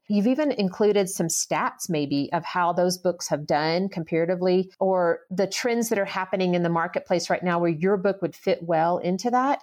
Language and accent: English; the South, United States; moved away as an adult; now in Colorado, United States; I was born and raised in the South